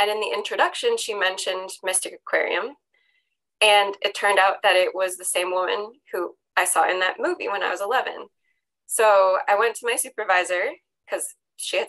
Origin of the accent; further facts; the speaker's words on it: Connecticut, United States; I'm from Connecticut